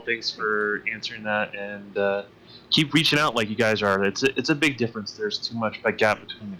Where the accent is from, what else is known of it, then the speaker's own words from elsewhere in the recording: Utah, United States; I'm from Utah.